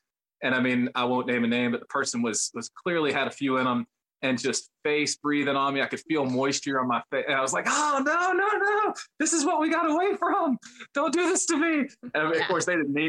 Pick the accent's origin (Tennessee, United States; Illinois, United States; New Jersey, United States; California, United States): Tennessee, United States; Memphis; moved away as an adult; now in Nashville, United States; Growing up in Memphis